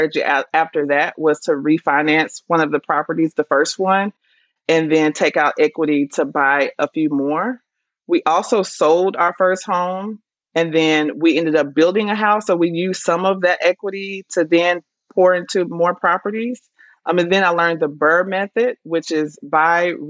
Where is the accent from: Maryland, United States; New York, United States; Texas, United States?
Texas, United States; Dallas; now in Atlanta, United States; I'm actually from Dallas originally, Texas